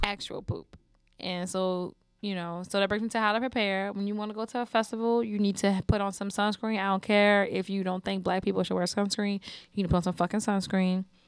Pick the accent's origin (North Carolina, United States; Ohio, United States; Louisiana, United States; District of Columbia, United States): Louisiana, United States; New Orleans; also born or lived in Houston; we are both from New Orleans, born and raised, and we've lived here pretty much all our lives